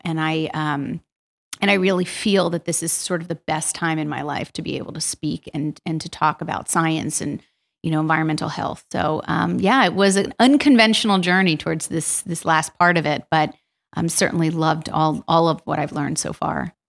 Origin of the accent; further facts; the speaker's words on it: Yardley, Pennsylvania, United States; also born or lived in Princeton, New Jersey; I grew up in Washington's Crossing in Yardley